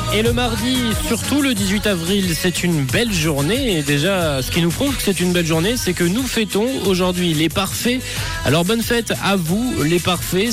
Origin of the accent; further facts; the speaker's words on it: Valais, Switzerland; Je suis valaisan